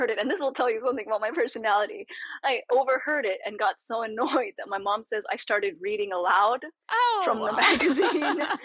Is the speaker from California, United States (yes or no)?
yes; California, United States; born there; So he'd lived several other lives by the time I was born in California.